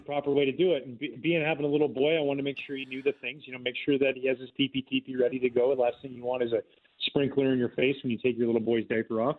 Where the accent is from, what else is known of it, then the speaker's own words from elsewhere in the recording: Gibsons, British Columbia, Canada; moved away; I grew up in a little town outside of Vancouver called Gibson's, uh, the Sunshine Coast